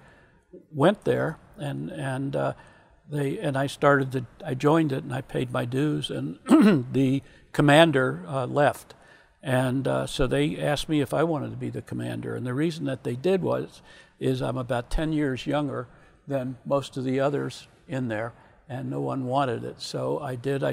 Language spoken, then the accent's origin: English; Virginia, United States; I grew up in Virginia